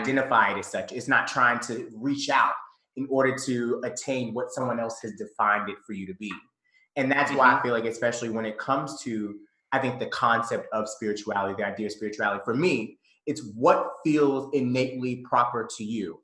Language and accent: English; Conyers, Georgia, United States; I grew up in the South. I'm from, first and foremost, I was raised in Conyers, Georgia.